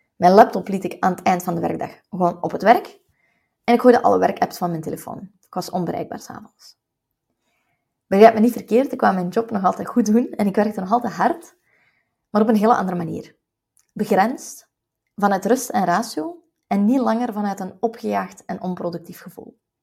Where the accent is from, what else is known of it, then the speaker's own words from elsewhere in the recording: West Flanders, Belgium; als West-Vlaming